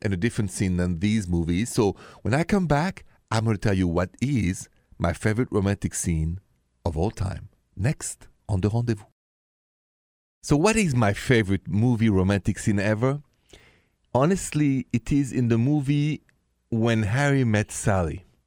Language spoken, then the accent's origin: English; France; accent: French; my accent is French, français